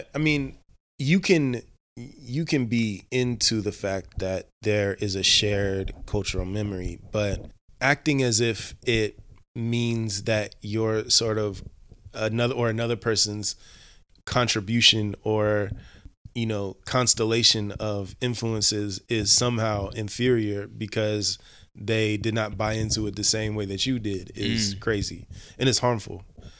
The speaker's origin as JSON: {"language": "English", "town": "Cincinnati", "region": "Ohio", "country": "United States", "tie": "born or raised there", "said": "Cincinnati, Ohio."}